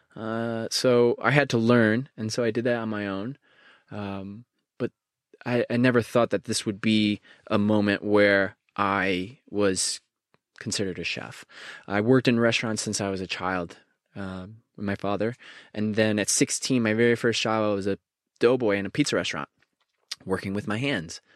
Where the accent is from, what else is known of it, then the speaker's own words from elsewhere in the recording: Connecticut, United States; growing up in Connecticut, there's a small, small little town called Bethlehem